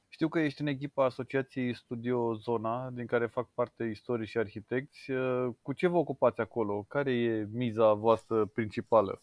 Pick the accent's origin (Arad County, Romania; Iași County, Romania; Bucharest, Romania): Bucharest, Romania; sunt bucureștean